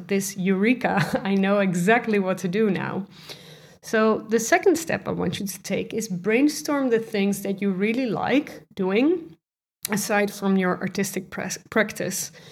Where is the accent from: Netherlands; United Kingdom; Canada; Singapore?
Netherlands; I'm, I'm from the Netherlands